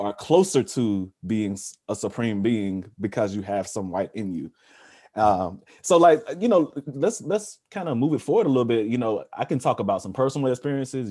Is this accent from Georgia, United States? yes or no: yes; Georgia, United States; growing up in the South, growing up in Georgia